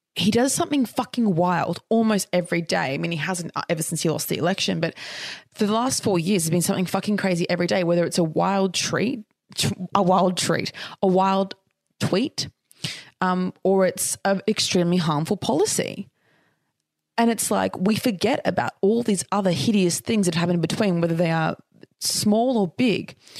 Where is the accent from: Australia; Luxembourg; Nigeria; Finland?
Australia; I'm Australian, like, we're first fleet convicts.